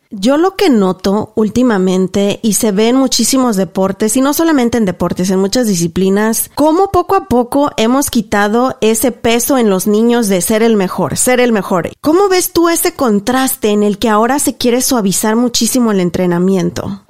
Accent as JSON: {"language": "Spanish", "country": "Mexico", "said": "yo soy de México también, y yo soy de un pueblo donde no tenía ni para comer"}